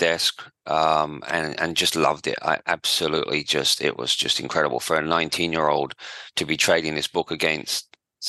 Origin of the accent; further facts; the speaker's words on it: outskirts of London, United Kingdom; moved away as an adult; now in Perth, Australia; I grew up in just outside London, on the outskirts of London, in England, obviously, not in Australia.